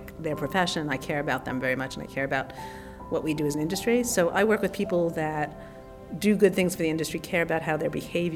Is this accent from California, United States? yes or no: no; Long Island, New York, United States; I grew up in Long Island, but I had this really eccentric father